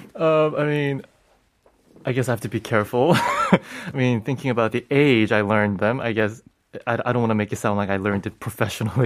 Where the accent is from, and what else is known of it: United States; born or raised there; moved away as an adult; now in South Korea